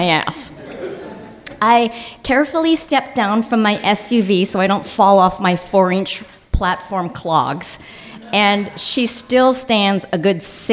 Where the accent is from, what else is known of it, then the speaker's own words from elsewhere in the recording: Highland Park, Illinois, United States; I grew up in Highland Park, Illinois, an all-Jewish suburb